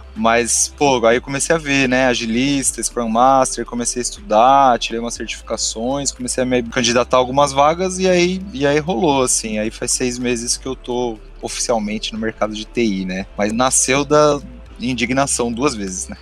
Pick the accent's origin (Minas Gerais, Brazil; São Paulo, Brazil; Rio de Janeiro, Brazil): São Paulo, Brazil; São Bernardo do Campo; moved away; Eu sou, eu sou de São Bernardo, não estou mais em São Bernardo, mas eu sou de lá.